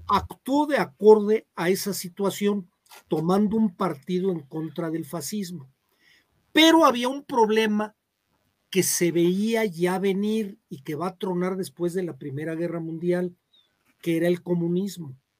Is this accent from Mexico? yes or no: yes; Mexico; de donde soy yo de Sitaco